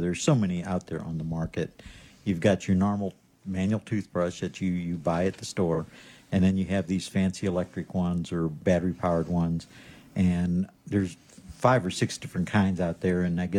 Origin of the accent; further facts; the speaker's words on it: Missouri, United States; But I'm from Missouri, so I'm going to have to see some studies on that and see if it's actually good or not